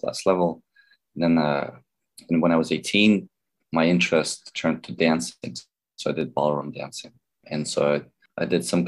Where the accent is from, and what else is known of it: Baltimore, Maryland, United States; born or raised there; moved away as an adult; also born or lived in Belarus; now in California, United States